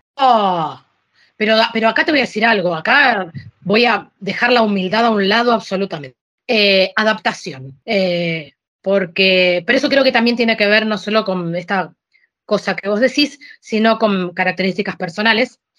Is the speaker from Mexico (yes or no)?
no; Argentina; also born or lived in Sicily, Italy; now in Alicante, Spain; yo soy argentina